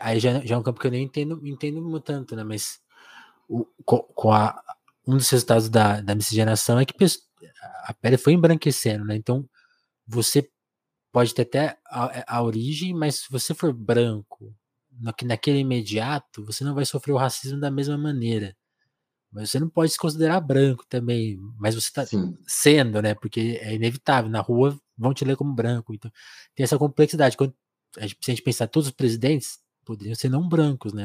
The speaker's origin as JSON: {"language": "Portuguese", "town": "Ribeirão Preto", "region": "São Paulo", "country": "Brazil", "said": "eu sou de Ribeirão, eu sou de Ribeirão Preto, eu sou de São Paulo, mas eu vivo aqui no interior de São Paulo"}